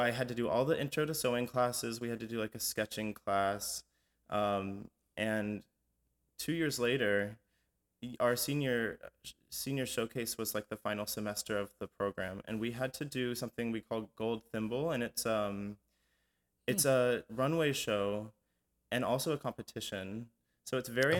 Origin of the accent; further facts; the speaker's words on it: Atlanta, Georgia, United States; we grew up in Atlanta